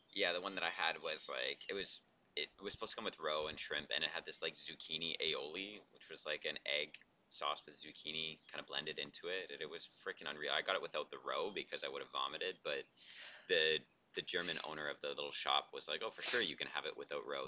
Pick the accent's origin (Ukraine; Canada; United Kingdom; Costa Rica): Canada; now in Vezzano Ligure, Italy; not American, Canadian